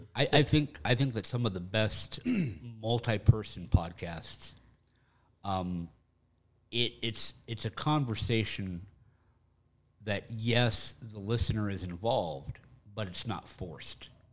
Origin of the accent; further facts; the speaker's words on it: Texas, United States; growing up in Texas, it was football and marching band.